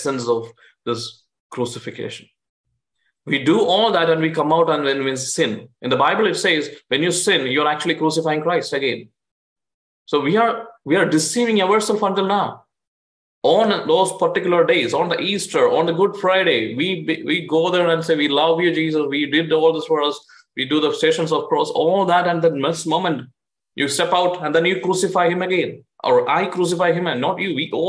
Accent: India; now in United States; I'm an Indian citizen

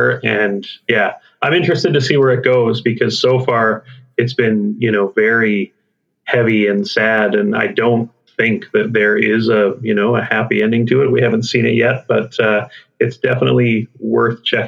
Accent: Canada; As a Canadian

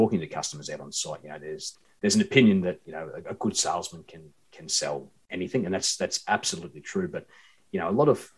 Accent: Queensland, Australia; moved away; also born or lived in Sydney / Perth; I'm from Queensland originally, and like all good Queenslanders

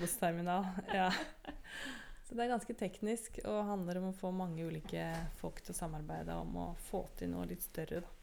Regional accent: Oslo, Norway; also born or lived in United States; jeg vokste opp i Oslo

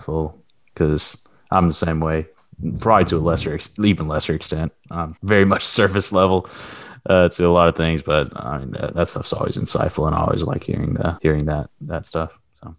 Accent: Arkansas, United States; we're all from Arkansas

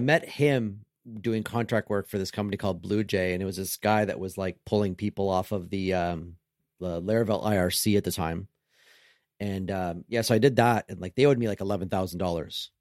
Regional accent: Canada; I'm Canadian

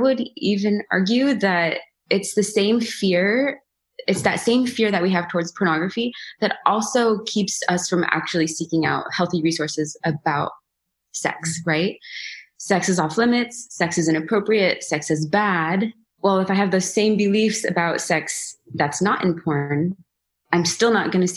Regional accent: Seattle, Washington, United States; I am from the Seattle area.

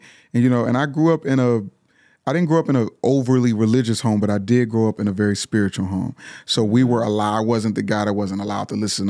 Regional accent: Pittsburgh, Pennsylvania, United States; I'm from Pittsburgh, Pennsylvania.

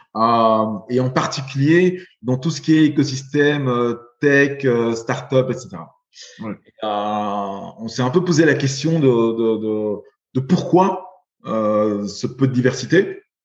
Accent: Belgium; j'ai été élevé, j'ai grandi en Belgique

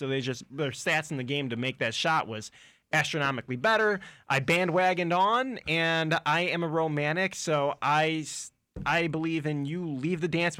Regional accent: Chicago, Illinois, United States; moved away as an adult; now in Lakeland, United States; I'm from Chicago originally.

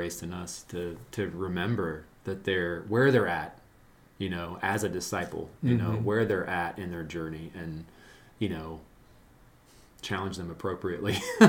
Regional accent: Southern Ohio, United States; I did not grow up in Brazil. I grew up in Southern Ohio

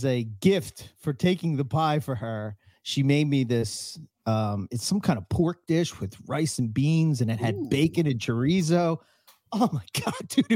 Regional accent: Philadelphia, Pennsylvania, United States; accent: Philadelphia; My Philadelphia accent

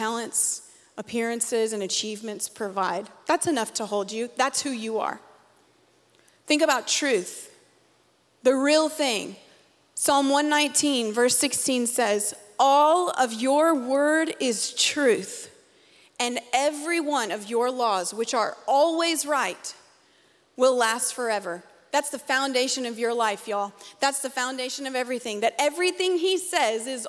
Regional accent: Conway, United States; I'm from Conway

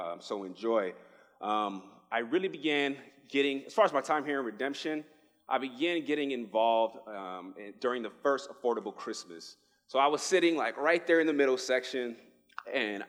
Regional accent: New York City, New York, United States; moved away as an adult; now in Arizona, United States; I am originally from the Bronx, New York. I moved here.

